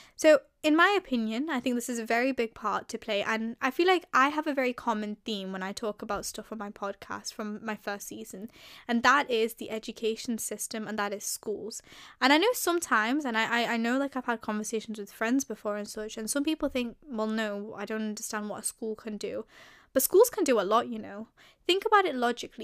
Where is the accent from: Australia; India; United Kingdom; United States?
United Kingdom; England; I was born and raised in the U K, in England, to be precise.